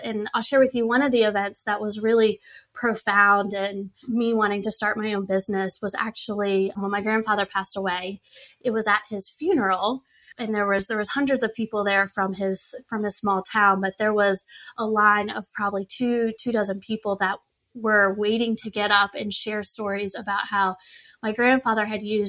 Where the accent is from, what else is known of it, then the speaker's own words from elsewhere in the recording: Richmond, Virginia, United States; They're not in my hometown of Richmond where I live.